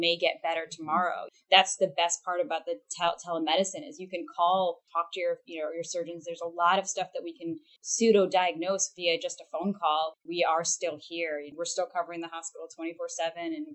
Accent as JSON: {"language": "English", "country": "United States", "tie": "born or raised there", "moved": "yes", "lives_now": "Houston, United States", "said": "I'm actually from the Northeast of the country. So I grew up in the New Jersey, Philadelphia region"}